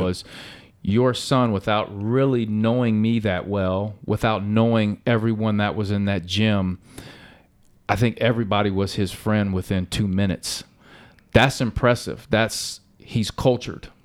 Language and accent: English; Cincinnati, Ohio, United States; when I was growing up, I grew up playing on Reading Road